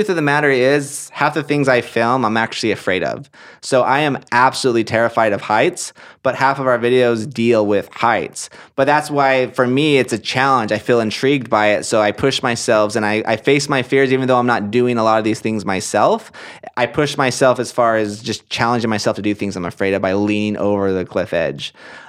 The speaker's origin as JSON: {"language": "English", "town": "Portland", "region": "Oregon", "country": "United States", "tie": "born or raised there", "said": "This was in Oregon. I'm from Portland, Oregon. That's where I grew up. That's where I was raised."}